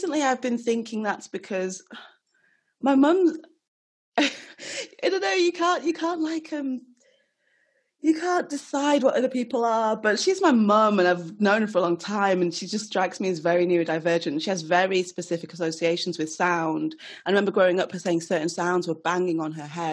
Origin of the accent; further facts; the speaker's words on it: Nigeria; I'm Nigerian